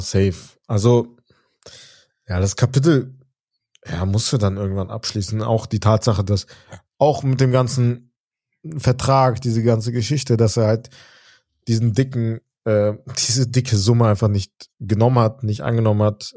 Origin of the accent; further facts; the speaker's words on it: Germany; wir sind in Deutschland, wir sind Deutsche